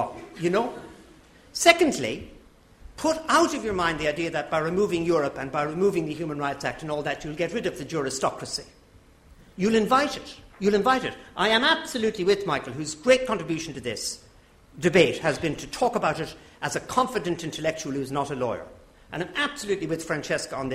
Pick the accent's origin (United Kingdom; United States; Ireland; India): Ireland; as an Irishman.